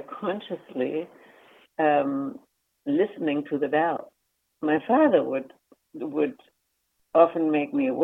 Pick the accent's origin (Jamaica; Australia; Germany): Germany; moved away as an adult; now in Vancouver, Canada; I grew up in Germany, and I immigrated in to Canada. Essentially, I've been in Vancouver since that time. In 1968, I was 22 at that time